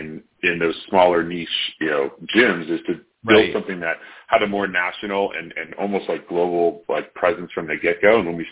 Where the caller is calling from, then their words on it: Denver, Colorado, United States; Yeah, so we're based in Denver, Colorado. Nice little sunny day we got going on here.